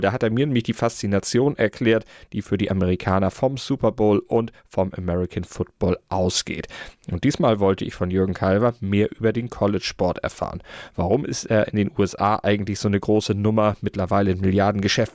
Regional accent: Germany; bei uns in Deutschland

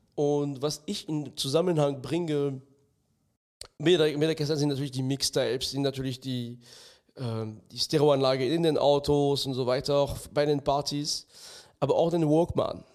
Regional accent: France; moved away; ich bin im ganz Minidorf in Frankreich aufgewachsen

